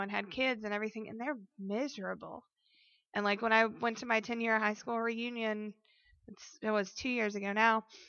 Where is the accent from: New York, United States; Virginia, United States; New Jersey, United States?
Virginia, United States; Colonial Heights; I grew up in Colonial Heights.